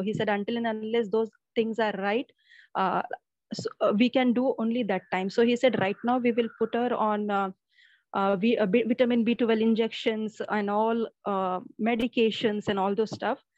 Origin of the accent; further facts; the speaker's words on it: Mumbai, Maharashtra, India; I'm from Mumbai